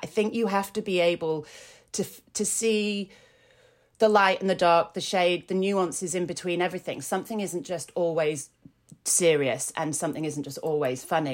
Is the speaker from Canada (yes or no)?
no; Yorkshire and the Humber, United Kingdom; I grew up in Yorkshire and with Yorkshire family